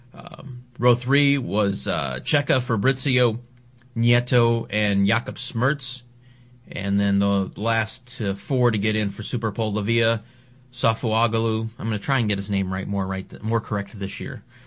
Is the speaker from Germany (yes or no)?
no; United States; as an American